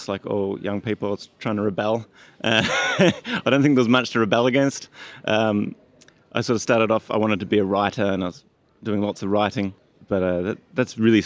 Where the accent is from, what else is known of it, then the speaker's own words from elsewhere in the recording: Australia; moved away; I'm from Australia.